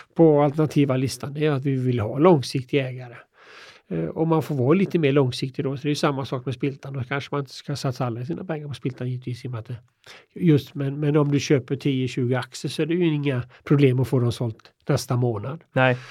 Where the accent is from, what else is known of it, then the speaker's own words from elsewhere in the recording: Hyssna, Västra Götaland, Sweden; jag kommer från Hyssna då som ligger en, Jag är född en mil utanför eh, Kina då